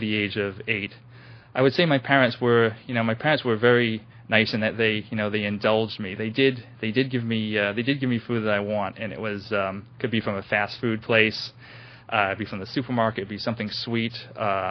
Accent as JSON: {"language": "English", "town": "New Bedford", "region": "Massachusetts", "country": "United States", "tie": "born or raised there", "moved": "yes", "lives_now": "West Virginia, United States", "said": "I was born in New Bedford, Massachusetts in 1967, in mid-1967, and I am the youngest of seven children."}